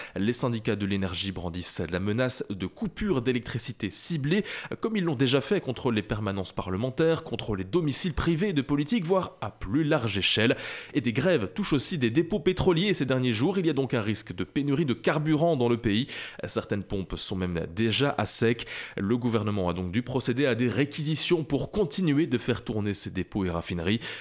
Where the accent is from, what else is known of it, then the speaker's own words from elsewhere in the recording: Belgium; Chez nous, en Belgique